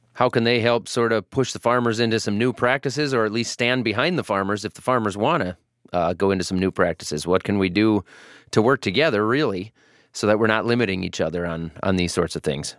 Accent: Iowa, United States; I'm from Iowa.

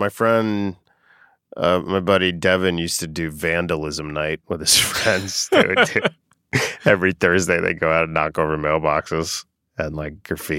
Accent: Boca Raton, Florida, United States; Boca Raton, Florida.

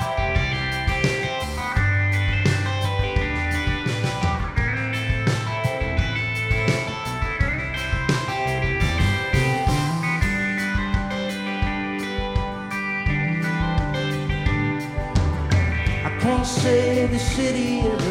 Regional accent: Ellaville, Georgia, United States; I am from South Georgia.

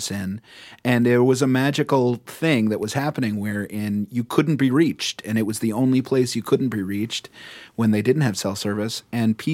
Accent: New York City, New York, United States; as a New Yorker

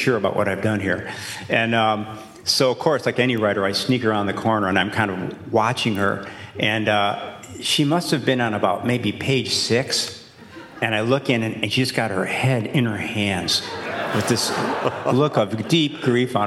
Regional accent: Chicago, Illinois, United States; when I was growing up on the South Side

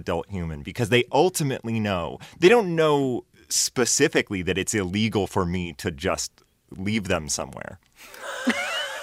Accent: Maine, United States; I grew up in Maine

